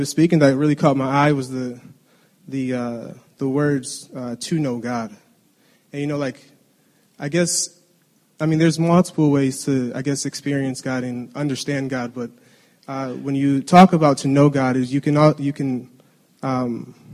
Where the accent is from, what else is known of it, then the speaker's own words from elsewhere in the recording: Detroit, Michigan, United States; moved away as an adult; we grew up in Detroit.